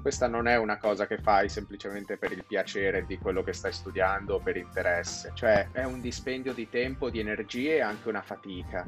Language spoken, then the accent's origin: Italian; Milan, Lombardy, Italy; io sono nato a Milano, sono milanese